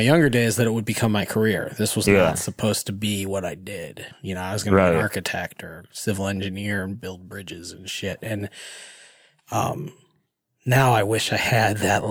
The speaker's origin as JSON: {"language": "English", "town": "Hartland", "region": "Michigan", "country": "United States", "tie": "born or raised there", "said": "I grew up in Heartland, still live in Heartland."}